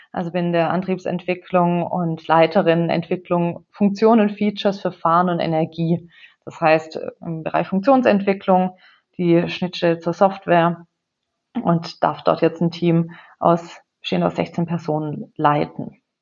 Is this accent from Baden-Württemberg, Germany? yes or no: yes; Baden-Württemberg, Germany; Wo komme ich her? Ähm, wenn wir ganz vorne anfangen, ich bin aufgewachsen in einem kleinen Dorf bei Heilbronn